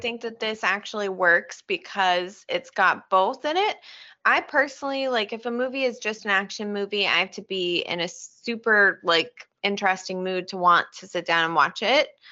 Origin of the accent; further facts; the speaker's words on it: Oregon, United States; we grew up in Oregon